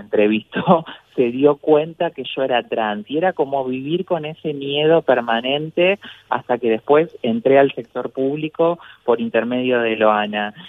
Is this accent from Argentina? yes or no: yes; Paraná, Entre Ríos, Argentina; el municipio de Paraná, la ciudad donde yo nací